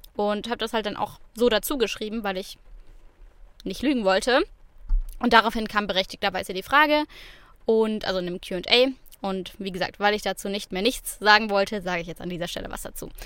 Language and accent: German; Swabia, Germany; als Schwabe